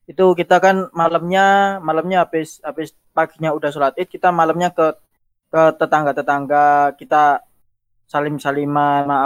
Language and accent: Indonesian; East Java, Indonesia; aku Jawa Timur, daerah Jawa Timur. Daerahnya itu